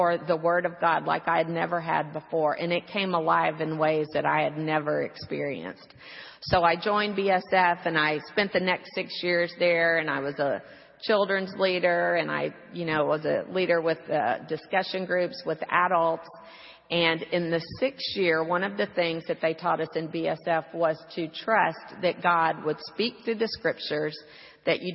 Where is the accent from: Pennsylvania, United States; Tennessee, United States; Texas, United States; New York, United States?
Texas, United States; Houston; My hometown, as I said, was Houston